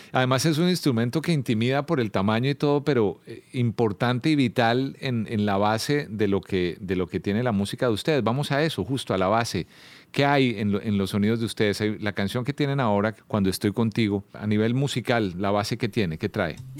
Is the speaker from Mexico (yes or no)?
no; Colombia; siendo como, como colombiano